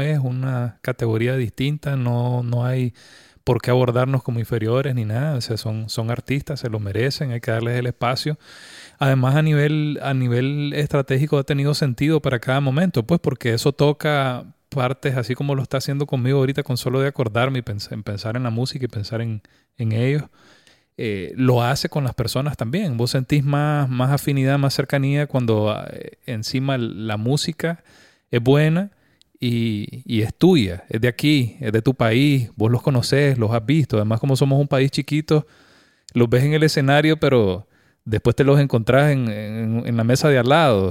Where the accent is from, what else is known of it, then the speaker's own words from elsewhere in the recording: Nicaragua; como, personas, como nicaragüenses